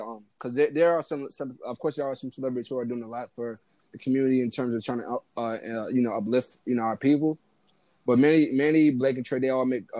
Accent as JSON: {"language": "English", "town": "New York City", "region": "New York", "country": "United States", "said": "I'm from Crown Heights. Like, it's kind of, I live in like a segregated neighborhood, so like, there's like half Jewish side on one side of us is like all black people."}